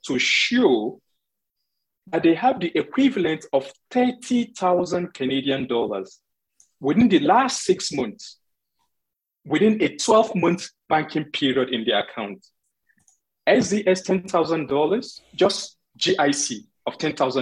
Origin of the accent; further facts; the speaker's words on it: Nigeria; I'm not just saying this as a Nigerian